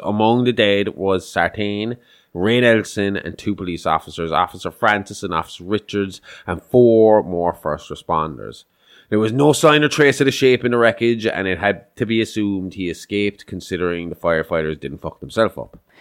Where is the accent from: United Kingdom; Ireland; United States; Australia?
Ireland; we're Irish